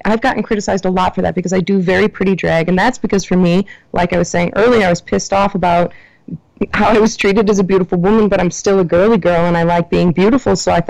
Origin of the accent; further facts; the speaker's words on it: Mondovi, Wisconsin, United States; also born or lived in Milwaukee; that was my hometown. Really cool, Mondovi had nothing.